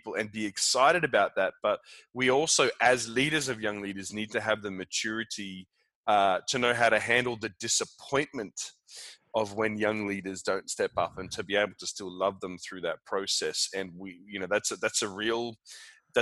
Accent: Australia; now in Copenhagen, Denmark; I'm also loving being an Australian in Denmark

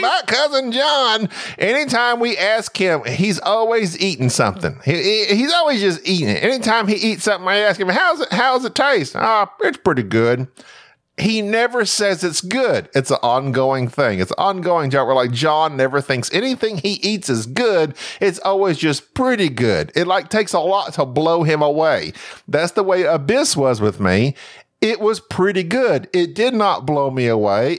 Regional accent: United States; I'm American

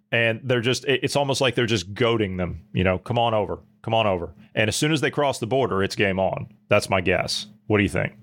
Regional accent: United States; I'm an American after all

